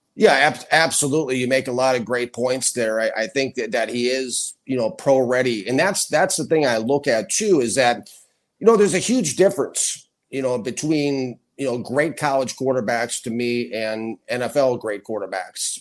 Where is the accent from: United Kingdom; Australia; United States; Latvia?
United States; Minnesota; I grew up in Minnesota